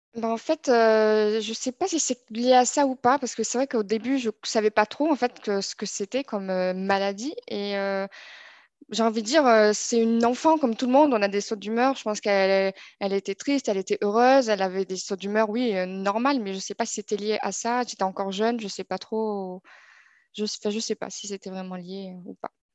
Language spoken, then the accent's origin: French; Toulouse, Occitania, France; moved away as an adult; now in Montpellier, France; je suis née à Toulouse et je vis aujourd'hui à, Montpellier pour mon, travail